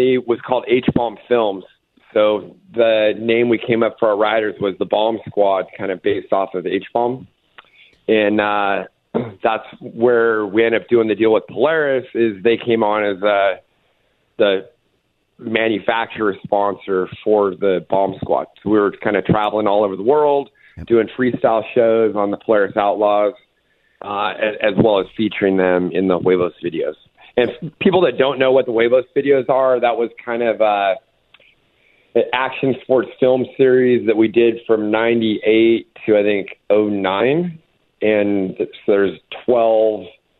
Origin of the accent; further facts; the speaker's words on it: Palm Springs, California, United States; I grew up in Palm Springs, had a lot of buddies that rode dirt bikes